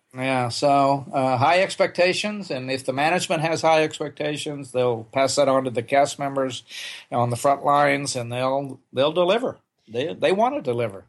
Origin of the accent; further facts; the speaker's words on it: Oklahoma, United States; moved away as an adult; I grew up in Oklahoma, and I, I didn't leave the state till I was 20 years old